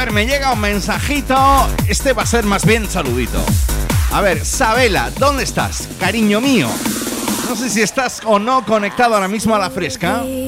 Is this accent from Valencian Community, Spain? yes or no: no; Jaén, Andalusia, Spain; soy de Jaén